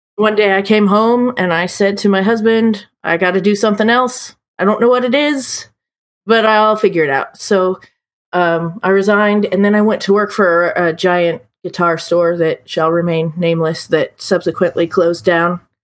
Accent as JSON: {"language": "English", "town": "Indianapolis", "region": "Indiana", "country": "United States", "tie": "born or raised there", "also_born_or_lived": "Evansville", "lives_now": "Terre Haute, United States", "said": "I grew up in Indy"}